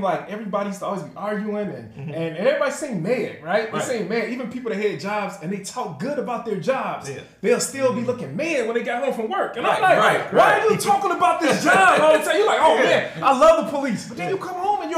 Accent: Chicago, Illinois, United States; born and raised here in Chicago, man. South Side.

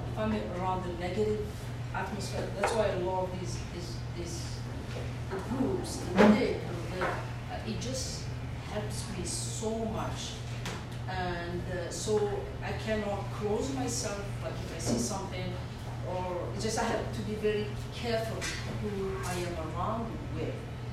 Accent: Algeria; now in Canada; I was a kid growing up in Algeria

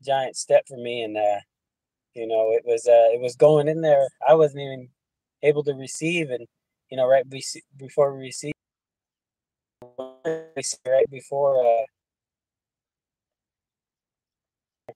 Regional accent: Phoenix, Arizona, United States; also born or lived in Show Low, Arizona / Winslow, Arizona area; I was raised in Phoenix, Arizona

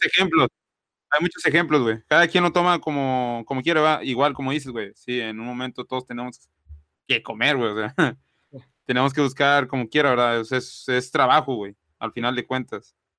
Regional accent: Mexico; now in Reynosa, Mexico; somos mexicanos

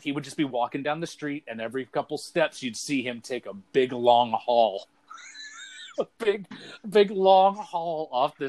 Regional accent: Brunswick, Maine, United States; my hometown here in Brunswick

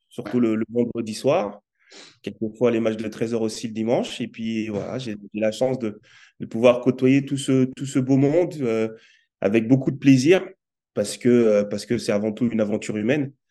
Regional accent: Aubervilliers, Île-de-France, France; also born or lived in Nouméa / Cayenne; je suis né, moi, à Nouméa, mais j'ai vécu à peine euh, enfant, j'ai vécu huit mois à Nouméa. Ensuite, on est, parti sur Cayenne. Et Cayenne, je suis arrivé en France, à Aubervilliers.

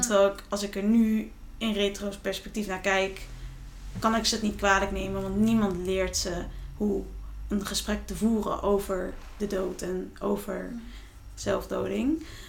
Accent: Friesland, Netherlands; waar ik vandaan kom, Friesland

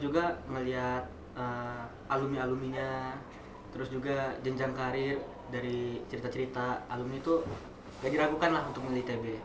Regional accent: Kalianda, Lampung, Indonesia; moved away as an adult; now in Bandung, Indonesia; aku juga nggak dari Bandar Lampung karena aku dari Kalianda

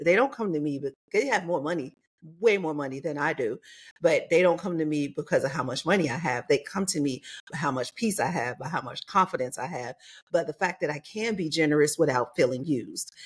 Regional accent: Chicago, Illinois, United States; moved away as an adult; also born or lived in New York / Los Angeles / Atlanta / Mississippi; now in Las Vegas, United States; I grew up in Chicago

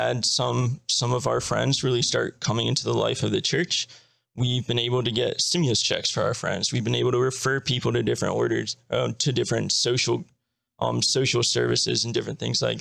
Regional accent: Maryland, United States; now in Baltimore, United States; I grew up in Maryland, an hour away from Baltimore

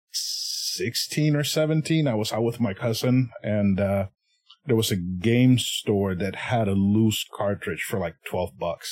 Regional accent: Puerto Rico; first language Spanish; English is a second language; I'm originally from Puerto Rico, so my first language is Spanish

